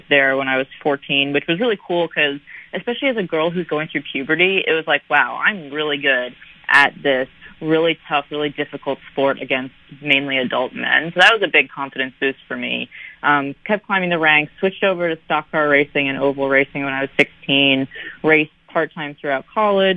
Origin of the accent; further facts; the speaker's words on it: New York City, New York, United States; I'm originally from New York City